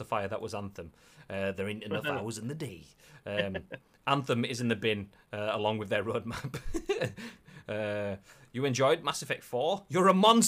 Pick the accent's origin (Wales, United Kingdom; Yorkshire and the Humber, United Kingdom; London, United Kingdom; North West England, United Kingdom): Yorkshire and the Humber, United Kingdom; accent: Yorkshire; my Yorkshire accent